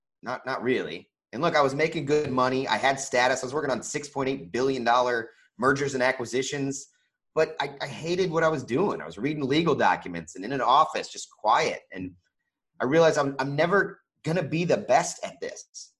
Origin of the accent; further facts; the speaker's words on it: Kansas, United States; also born or lived in Indiana / California; I was born in Indiana, but lived in California, back to Indiana. We moved to Kansas when she met my stepdad and lived there for the majority of my you know, young adult life.